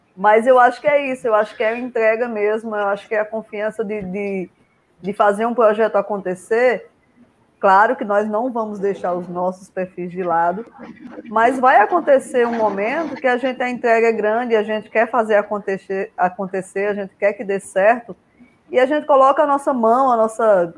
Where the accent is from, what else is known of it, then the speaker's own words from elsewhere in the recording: Paraíba, Brazil; eu sou da Paraíba